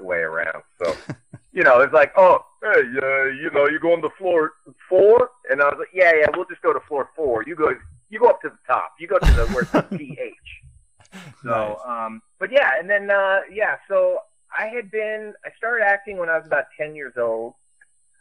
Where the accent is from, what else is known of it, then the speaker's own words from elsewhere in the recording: Manhattan Beach, California, United States; I'm from Manhattan Beach, born and raised